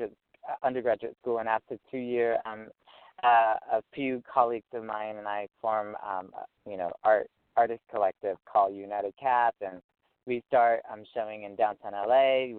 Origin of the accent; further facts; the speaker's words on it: Vietnam; now in United States; Well, as an artist, I came from Vietnam and in 95, and so I'm here in the Orange County, Los Angeles area for almost 20 years.